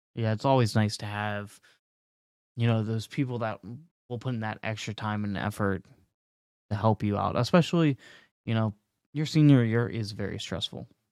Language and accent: English; North Carolina, United States; moved away as an adult; now in California, United States; I am from North Carolina. I just moved to California recently.